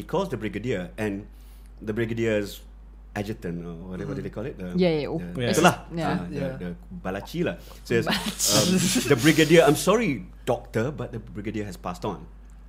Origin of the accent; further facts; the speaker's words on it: Malaysia; as a Malaysian